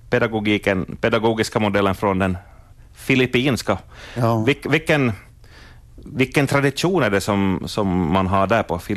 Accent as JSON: {"language": "Swedish", "town": "Gällivare", "region": "Norrbotten County", "country": "Sweden", "tie": "born or raised there", "moved": "as an adult", "lives_now": "Leyte, Philippines", "said": "Jag är född i Gällivare, ja."}